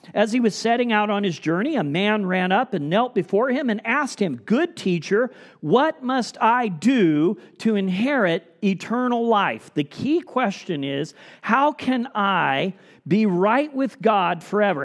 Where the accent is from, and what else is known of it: United States